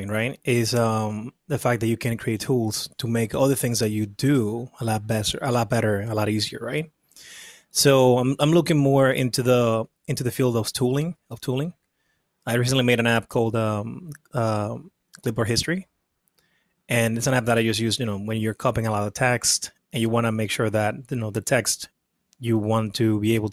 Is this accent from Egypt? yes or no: no; Dominican Republic; moved away as an adult; now in United States; I was born and raised in the Dominican Republic. I came to the U.S. when I was 19